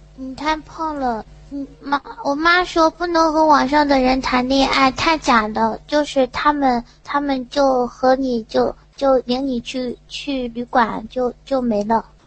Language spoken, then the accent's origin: Chinese; Yantai, Shandong, China; 我是山东烟台的